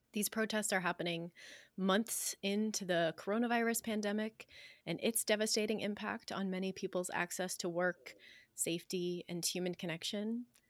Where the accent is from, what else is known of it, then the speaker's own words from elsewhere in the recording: United States; As an American in the middle class, I work one job.